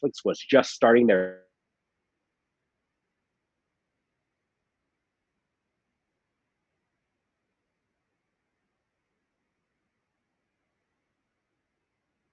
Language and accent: English; Reno, Nevada, United States; our house growing up in Reno